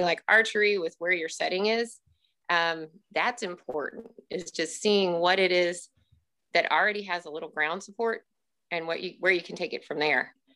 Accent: Russellville, Missouri, United States; also born or lived in Springfield, Missouri; I grew up here in central Missouri in a small school

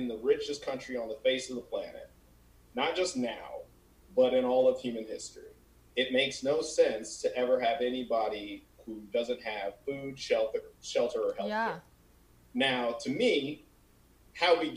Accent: Colorado, United States; moved away as an adult; now in California, United States; I'm not from California, and I feel like, you know, I've only been here 5 years. So I'm from Colorado

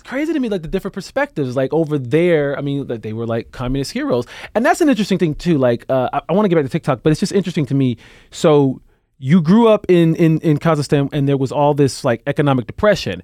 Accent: Alabama, United States; moved away as an adult; also born or lived in San Francisco, United States / Chicago, United States; now in New York, United States; I'm from Alabama

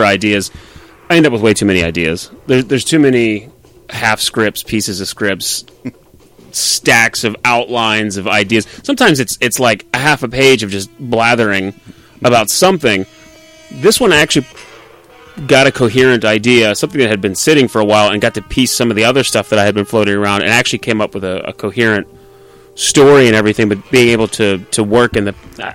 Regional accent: New Castle, Pennsylvania, United States; moved away; I'm from Newcastle.

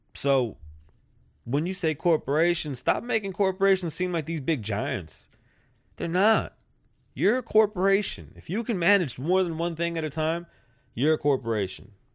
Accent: United States; I'm American.

